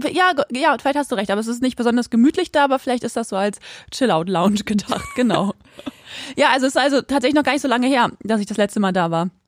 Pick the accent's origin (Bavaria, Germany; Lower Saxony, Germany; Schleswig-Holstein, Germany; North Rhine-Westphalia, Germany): Lower Saxony, Germany; Quakenbrück; bei uns in Quakenbrück, da wo ich auch aufgewachsen bin